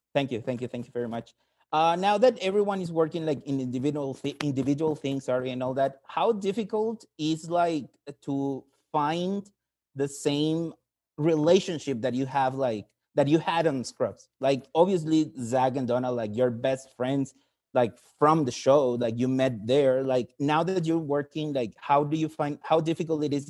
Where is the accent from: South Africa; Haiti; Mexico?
Mexico; I'm from Mexico.